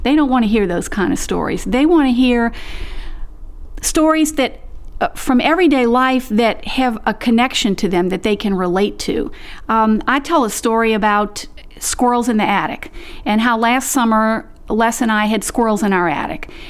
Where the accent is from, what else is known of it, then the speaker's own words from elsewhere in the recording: the South, United States; I was born and raised in the South, and I come from a long line of Southern family storytellers